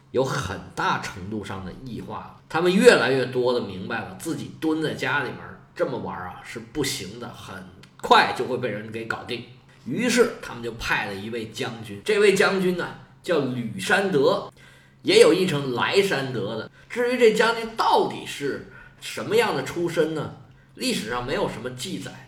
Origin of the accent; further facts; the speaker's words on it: China; 在我们中国啊